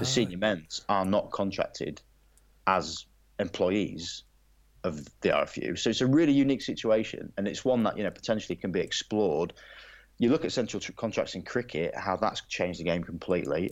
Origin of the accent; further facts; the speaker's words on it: England, United Kingdom; as an Englishman